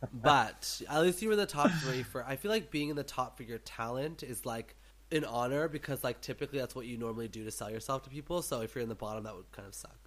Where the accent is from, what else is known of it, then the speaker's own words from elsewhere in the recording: Canada; me as a Canadian